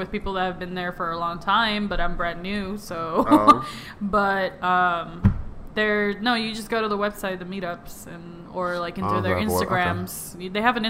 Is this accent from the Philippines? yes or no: yes; Philippines; if I tell people usually that I'm Asian, they're, like, confused, but then when I tell them I'm Filipina, they're like, oh, they're like, oh, it makes sense.